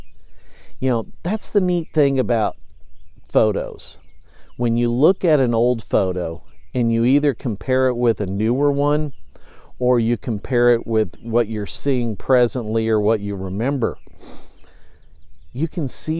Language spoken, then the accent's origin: English; Effingham, Illinois, United States; it's my hometown, it's where I grew up